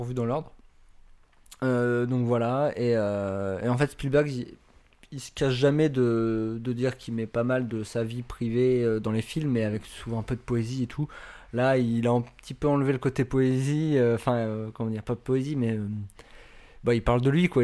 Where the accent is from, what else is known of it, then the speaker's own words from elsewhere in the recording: France; en tant que Français